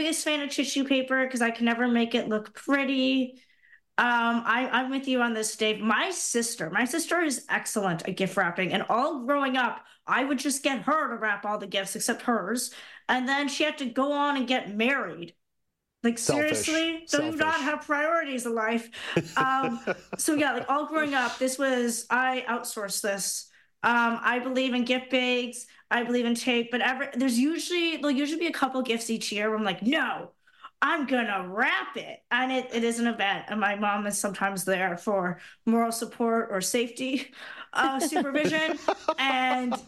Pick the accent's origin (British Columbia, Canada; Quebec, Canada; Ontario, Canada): Ontario, Canada; Brantford; my hometown, Brantford